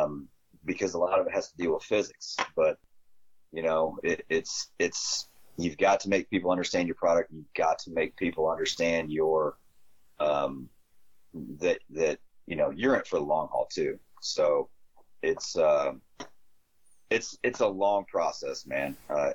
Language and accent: English; Midwest, United States; So I'm a Midwesterner, man. I don't know when the times are those fish are biting, or how to get them to bite.